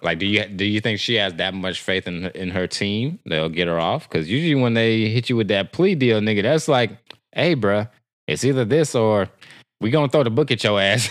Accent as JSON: {"language": "English", "region": "Texas", "country": "United States", "said": "I'm from Texas"}